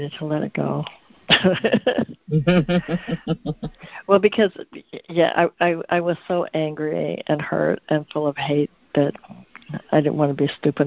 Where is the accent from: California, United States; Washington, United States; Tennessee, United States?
California, United States; Concord; also born or lived in San Francisco, California / Hawaii; now in Northern California, United States; I was born in San Francisco and raised in Concord, California